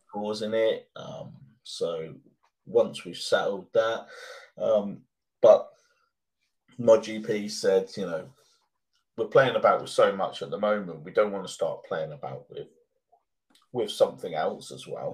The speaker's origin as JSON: {"language": "English", "country": "United Kingdom", "said": "British people, part of our upbringing is to to ask someone, are they okay?"}